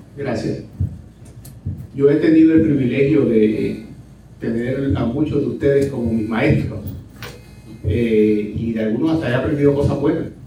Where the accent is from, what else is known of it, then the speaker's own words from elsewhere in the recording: Cataño, Puerto Rico; mi pueblo natal de Cataño